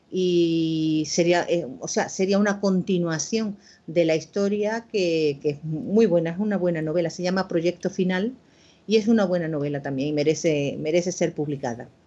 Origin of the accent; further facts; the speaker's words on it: Córdoba, Andalusia, Spain; bueno, ese relato es una experiencia personal, porque he hablado pues, de mi infancia en Córdoba, yo nací en esa ciudad, y bueno, esos recuerdos de la infancia, de la mano de mi padre, de, paseos